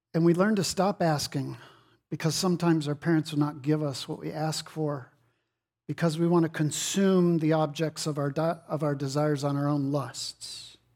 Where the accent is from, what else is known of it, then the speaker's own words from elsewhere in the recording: Texas, United States; I'm from Texas.